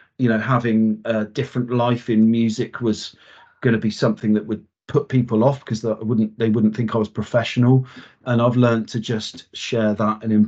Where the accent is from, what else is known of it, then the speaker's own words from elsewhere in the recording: Wiltshire, South West England, United Kingdom; I grew up in Wiltshire in the UK